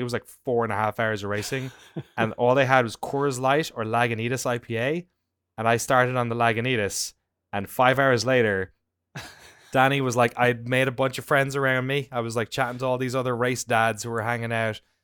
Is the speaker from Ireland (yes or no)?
yes; Ireland; moved away; where I grew up in Ireland.